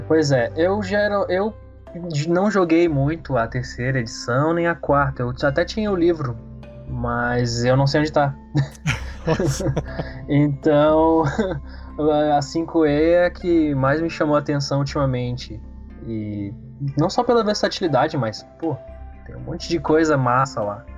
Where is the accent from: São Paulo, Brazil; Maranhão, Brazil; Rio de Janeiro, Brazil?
Maranhão, Brazil; São Luís; now in Porto Alegre, Brazil; Eu sou do, de São Luís do Maranhão, mas vivo em Porto Alegre, Rio Grande do Sul